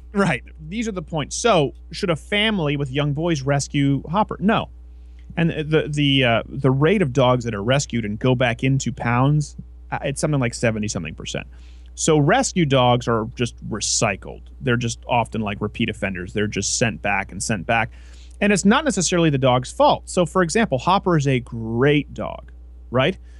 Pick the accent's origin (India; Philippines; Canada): Canada; Saint-Lambert, Quebec; moved away as an adult; also born or lived in New York City; I was raised in St. Lambert, the last street before you cross into Villemoyne, which was pretty lower class.